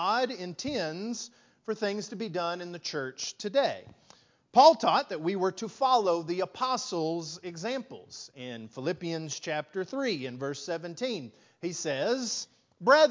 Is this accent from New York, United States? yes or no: no; West Texas, United States; moved away as an adult; now in Lufkin, United States; I grew up in West Texas